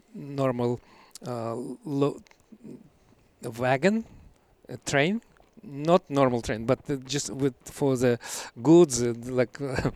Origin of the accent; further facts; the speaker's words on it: Siberia, Russia; English is a second language; also born or lived in Kamchatka; I was born in Siberia and traveled to the Far East on Kamchatka.